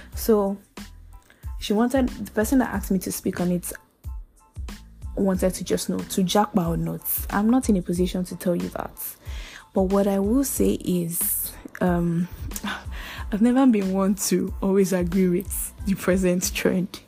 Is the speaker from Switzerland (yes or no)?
no; Nigeria; I'm from Nigeria.